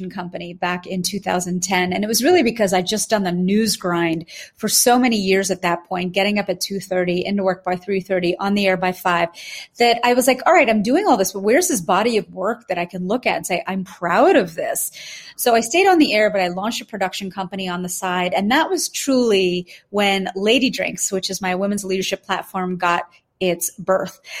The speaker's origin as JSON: {"language": "English", "country": "India", "said": "Because truly, as we're being raised as Indian women, there's no space to have conversations about becoming CEO, COO, managing director, senior counsel, not in our friend circle, not in our home circles."}